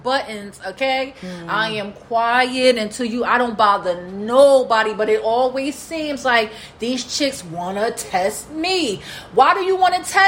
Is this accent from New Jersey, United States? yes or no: yes; Newark, New Jersey, United States; I come from Newark